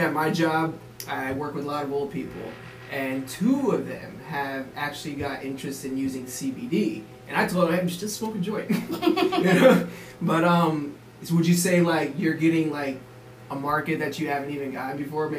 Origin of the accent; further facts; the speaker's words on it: Florida, United States; I came here from Florida, from in the South, man, like you don't want to do anything that's gonna put you on the radar.